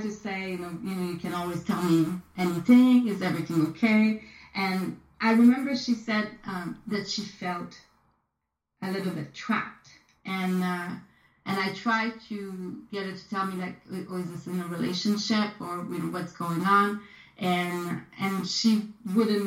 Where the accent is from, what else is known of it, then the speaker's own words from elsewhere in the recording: Quebec City, Quebec, Canada; moved away as an adult; also born or lived in Chicoutimi / Montreal; now in United States; I grew up in Quebec City